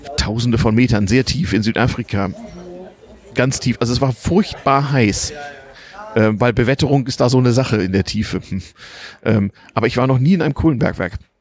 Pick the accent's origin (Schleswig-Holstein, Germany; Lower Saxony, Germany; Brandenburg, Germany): Lower Saxony, Germany; Harz; Ich bin nämlich im Harz aufgewachsen